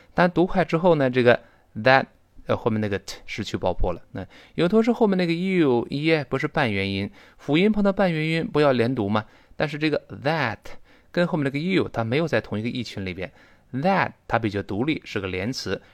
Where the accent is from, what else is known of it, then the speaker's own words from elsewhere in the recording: China; 我们中国人说话也是这个语气嘛